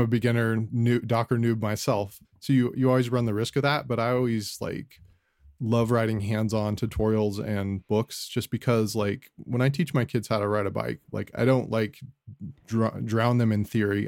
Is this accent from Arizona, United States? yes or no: yes; Scottsdale, Arizona, United States; I'm from Scottsdale, Arizona, uh, grew up here in Arizona